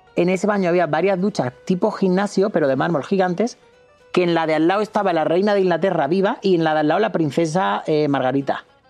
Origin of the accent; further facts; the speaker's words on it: Córdoba, Andalusia, Spain; es que soy de Córdoba